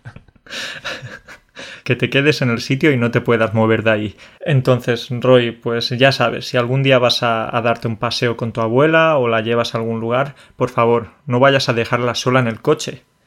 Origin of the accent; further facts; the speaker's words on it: Andalusia, Spain; now in Poland; soy de Andalucía